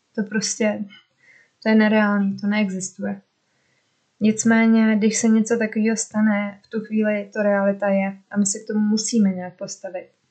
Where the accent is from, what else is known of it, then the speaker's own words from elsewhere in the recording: Czechia; moved away as an adult; also born or lived in Norway; proč jsem vlastně chtěla zpátky do Česka